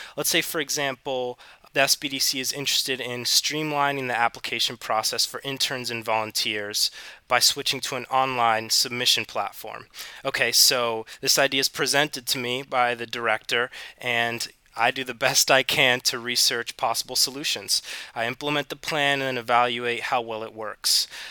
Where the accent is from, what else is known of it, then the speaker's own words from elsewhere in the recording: Hilton Head, South Carolina, United States; also born or lived in Puerto Rico; I was born in Puerto Rico, but I spent most of my time growing up in Hilton Head, uh, South Carolina.